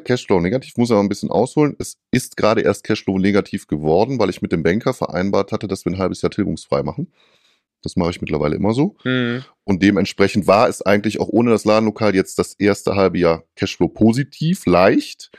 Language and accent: German; North Rhine-Westphalia, Germany; bei uns in Nordrhein-Westfalen